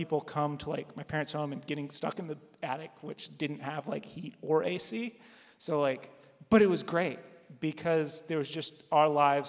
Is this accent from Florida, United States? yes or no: no; Wilmore, Kentucky, United States; So I grew up in Wilmore, Jessamine County